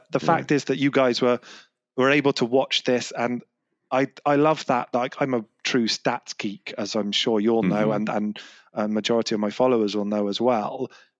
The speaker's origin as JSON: {"language": "English", "region": "London", "country": "United Kingdom", "tie": "born or raised there", "lives_now": "Bristol, United Kingdom", "said": "Okay, so accent's probably given it away, but I'm from England. I live in Bristol in the southwest of England. But I'm a West Ham fan, so I was born just outside of London and grew up supporting West Ham."}